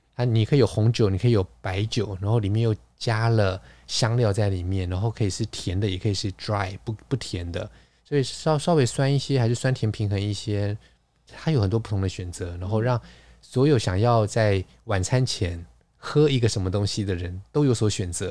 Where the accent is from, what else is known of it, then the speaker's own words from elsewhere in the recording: Taiwan; 我们台湾人说守旧，烧酒，烧酒，我们很可能烧酒，传统就是米酒